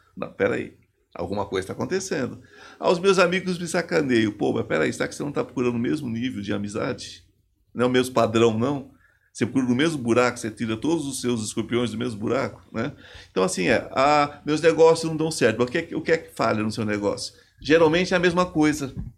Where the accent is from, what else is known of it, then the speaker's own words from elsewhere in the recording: São Paulo, Brazil; eu sou paulista, sou aqui do interior, sou de São Paulo